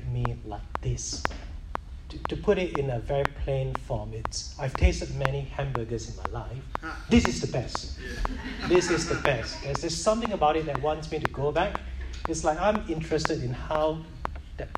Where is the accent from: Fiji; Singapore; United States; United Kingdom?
Singapore; I was brought up in Singapore